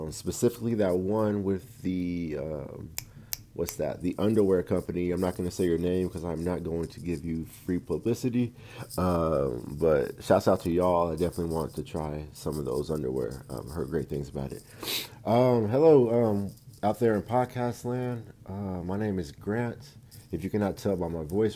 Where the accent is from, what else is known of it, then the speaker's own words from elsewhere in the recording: Fort Worth, Texas, United States; Born and raised in Fort Worth, Texas, the west side of Fort Worth, Texas, to be exact.